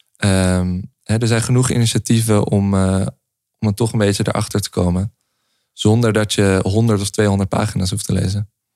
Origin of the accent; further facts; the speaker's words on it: Amsterdam, North Holland, Netherlands; wij eh, opgegroeid in Amsterdam